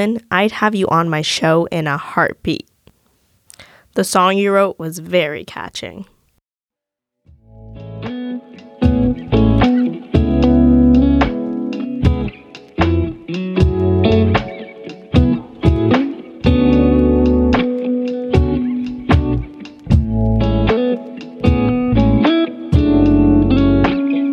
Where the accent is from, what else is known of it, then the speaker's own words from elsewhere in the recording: Vancouver, British Columbia, Canada; moved away as an adult; now in Ottawa, Canada; my experience growing up in Vancouver